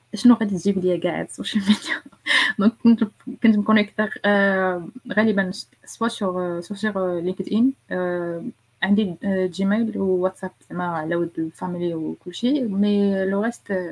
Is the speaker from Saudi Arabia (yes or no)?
no; Morocco; عندنا في المغرب